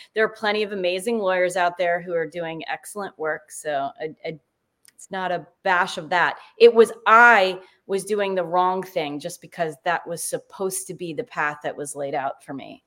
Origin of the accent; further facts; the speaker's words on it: New Jersey, United States; I'm from New Jersey